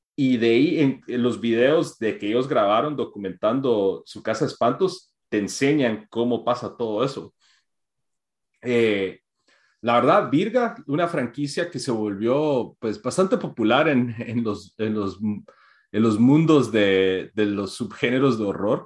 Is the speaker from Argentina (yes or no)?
no; Guatemala; para nosotros que crecimos, o sea, en Guate